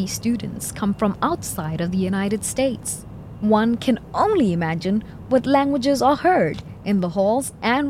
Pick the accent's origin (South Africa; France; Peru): South Africa; moved away; from South Africa.